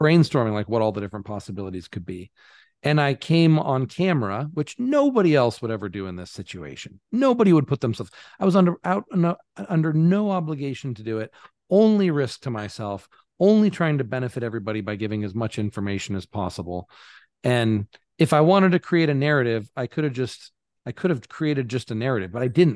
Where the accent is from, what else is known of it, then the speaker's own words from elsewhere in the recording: United States; moved away; as an American